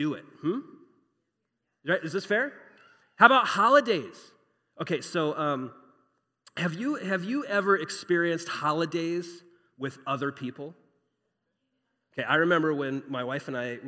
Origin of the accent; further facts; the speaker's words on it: Phoenix, Arizona, United States; I grew up here in Phoenix, grew up as an American